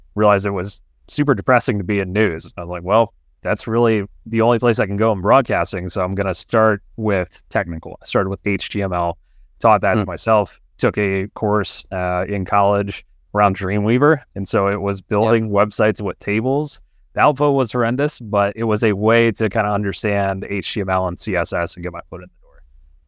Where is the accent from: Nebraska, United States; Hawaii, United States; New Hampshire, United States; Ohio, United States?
Ohio, United States; Yeah, so I was born and raised in Ohio, so I'm back in Columbus, Ohio now.